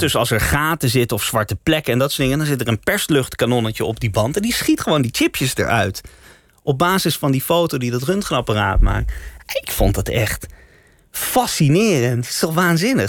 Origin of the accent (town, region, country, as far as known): Amsterdam, North Holland, Netherlands; born or raised there; also born or lived in The Hague